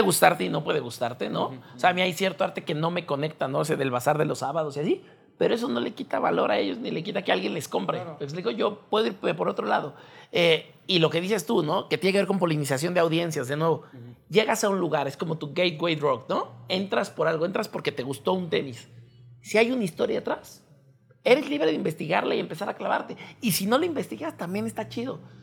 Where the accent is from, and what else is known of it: Mexico